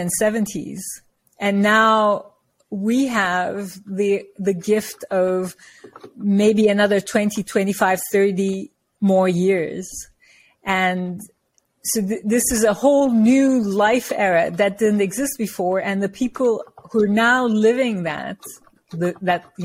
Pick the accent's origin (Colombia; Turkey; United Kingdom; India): Turkey; moved away as an adult; also born or lived in New York; now in United States; So I'm from Turkey, and I come from a culture where we revere our elders